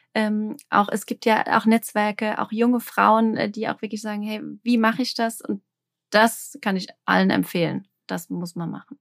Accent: Alsheim, Rhineland-Palatinate, Germany; ich komme aus dem Anbaugebiet Rheinhessen, ähm, ich bin damit aufgewachsen, die Weinberge vor der Tür.

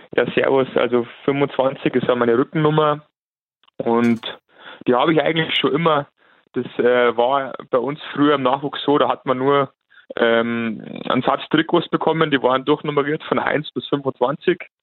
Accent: Landshut, Bavaria, Germany; ich bin 34 Jahre alt, komme aus Landshut

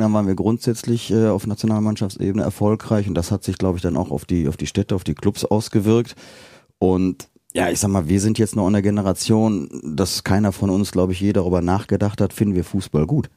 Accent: Bergisches Land, North Rhine-Westphalia, Germany; now in Cologne, Germany; ich komme ja aus dem Bergischen

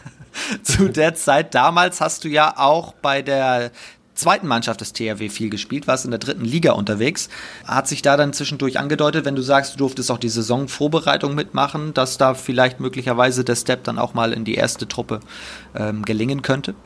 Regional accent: Preetz, Schleswig-Holstein, Germany; wir sind beide tatsächlich im gleichen Ort äh, geboren. Wir sind beide aus Preetz.

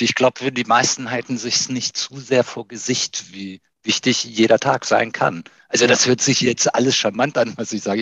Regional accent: Iran; now in Hanover, Germany; mein Name kommt aus dem Iran. Ich bin eigentlich Iraner, habe Doppelstaatsbürgerschaft, also bin deutsch-iranisch

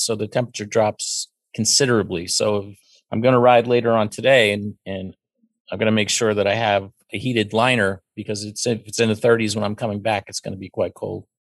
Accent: Pennsylvania, United States; I was raised in Pennsylvania and went to university in Pennsylvania and raised a child here. I've always lived here

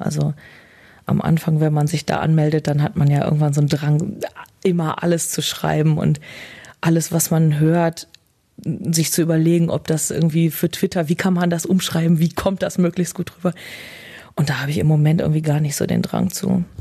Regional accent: Bielefeld, North Rhine-Westphalia, Germany; schon hier. Ja, ich bin immer hier gewesen. Bin hier nicht rausgekommen

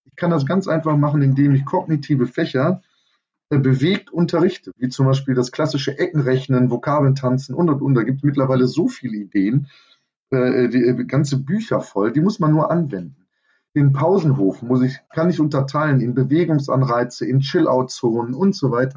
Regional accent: Germany; bei uns in Deutschland

